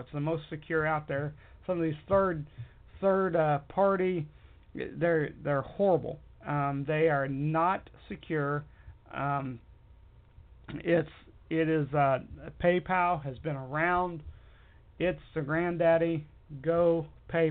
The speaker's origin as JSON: {"language": "English", "country": "United States", "said": "I am an American and proud of it"}